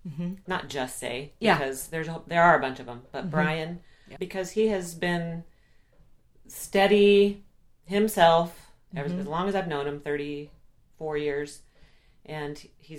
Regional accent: Japan; born there; So I was raised a military brat. Mm-hmm. My dad was in the Air Force, and so I was born in Japan. I don't remember it.

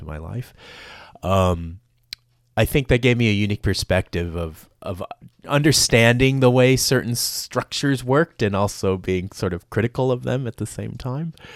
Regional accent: Los Angeles, California, United States; accent: Los Angelino; moved away as an adult; also born or lived in Vietnam / Pasadena; now in Australia; you would have guessed Los Angelino, and that's where I spent the first eighteen years of my life.

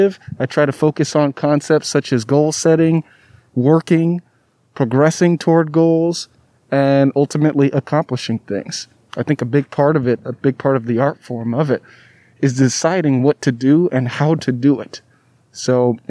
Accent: Southern California, United States; also born or lived in Alabama / Davis, California; I was from Southern California

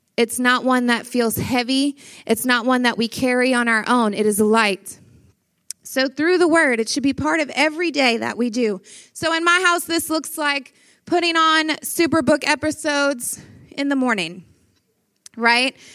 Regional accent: Louisiana, United States; I am from Louisiana

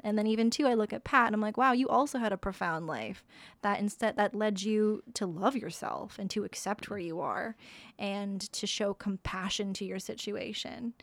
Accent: Sault Ste. Marie, Ontario, Canada; moved away; I came from Sault Ste. Marie

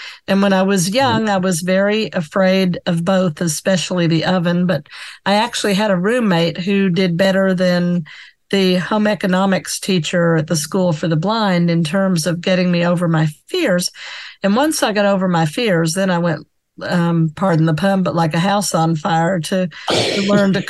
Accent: the South, United States; I'm Southern too

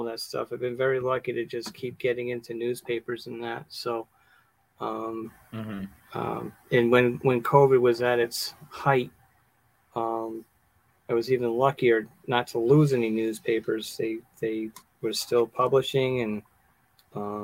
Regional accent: Massachusetts, United States; now in Smithfield, United States; I'm originally from Massachusetts, but I live in Smithfield. I've been here, Rhode Island, for, 30-something years.

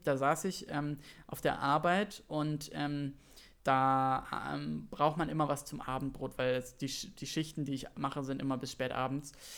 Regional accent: Berlin, Germany; noch in Zehlendorf, wo ich aufgewachsen bin

